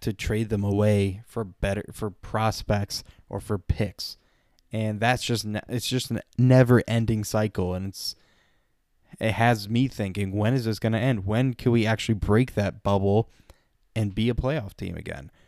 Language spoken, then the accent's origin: English; Petoskey, Michigan, United States; my hometown of Petoskey